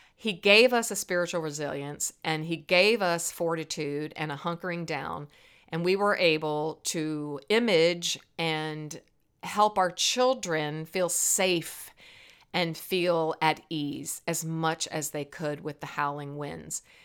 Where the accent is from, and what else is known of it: Virginia, United States; born or raised there